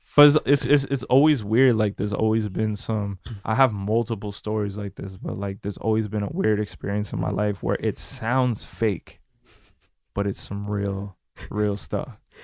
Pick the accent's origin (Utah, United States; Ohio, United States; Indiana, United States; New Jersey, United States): New Jersey, United States; We're from Jersey